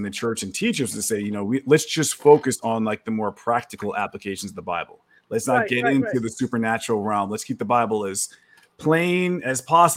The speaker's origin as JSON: {"language": "English", "town": "New York City", "region": "New York", "country": "United States", "tie": "born or raised there", "moved": "as an adult", "lives_now": "Texas, United States", "said": "I'm from New York. I live in Texas now. I was born and raised in New York City"}